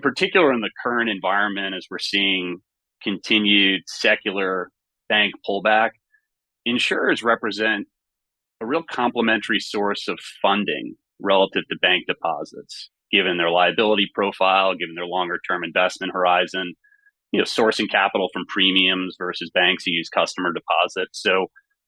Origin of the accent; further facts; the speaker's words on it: Great Neck, New York, United States; I grew up in Great Neck, Long Island